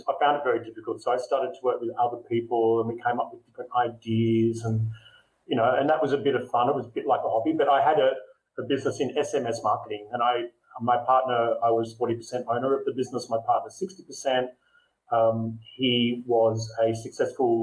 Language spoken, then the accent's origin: English; Melbourne, Victoria, Australia; moved away as an adult; now in Singapore; I'm Australian. I'm living in Singapore